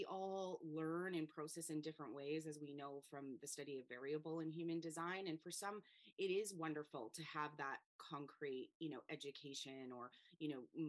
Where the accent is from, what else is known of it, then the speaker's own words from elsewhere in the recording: Canada; now in Spain; So I live in Spain. I'm from Canada